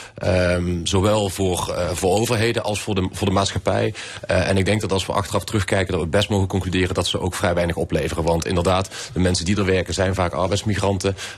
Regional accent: Venlo, Limburg, Netherlands; in Venlo, de gemeente waar ik vandaan kom

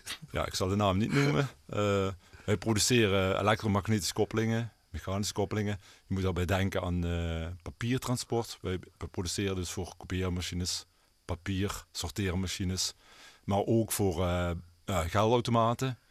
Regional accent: Netherlands; waar ik ben opgegroeid, zeg maar, met Scherp Geul.

